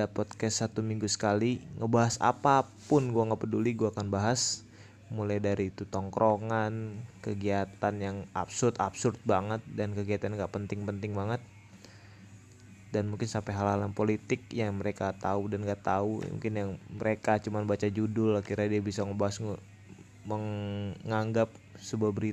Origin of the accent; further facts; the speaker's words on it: Tangerang, Banten, Indonesia; Gua berumur 21 tahun di tahun ini. Kebetulan gua orang Tangerang